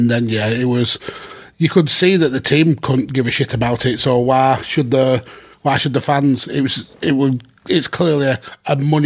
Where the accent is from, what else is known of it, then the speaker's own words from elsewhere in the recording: Lancashire, North West England, United Kingdom; someone from Lancashire